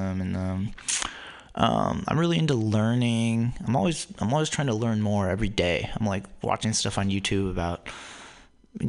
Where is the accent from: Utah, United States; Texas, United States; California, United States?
California, United States; Newark; also born or lived in Berkeley, California; I grew up in Silicon Valley in the city of Newark on the southeast side of San Francisco Bay